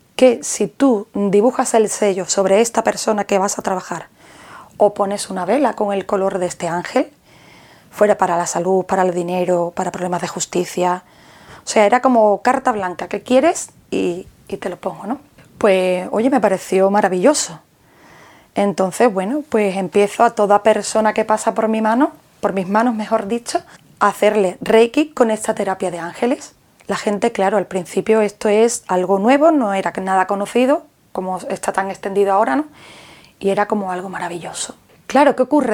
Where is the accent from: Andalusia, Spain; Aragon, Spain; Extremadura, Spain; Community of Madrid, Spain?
Andalusia, Spain; Jerez de la Frontera; Soy de Jerez